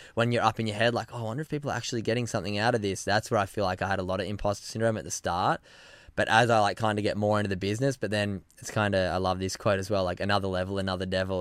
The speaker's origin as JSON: {"language": "English", "town": "Narrabeen", "region": "New South Wales", "country": "Australia", "tie": "born or raised there", "also_born_or_lived": "Byron Bay", "moved": "as an adult", "lives_now": "Gold Coast, Australia", "said": "where I grew up in Narrabeen"}